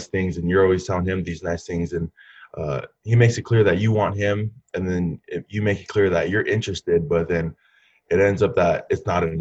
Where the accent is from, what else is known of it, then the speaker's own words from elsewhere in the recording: Southern California, United States; I was from Southern California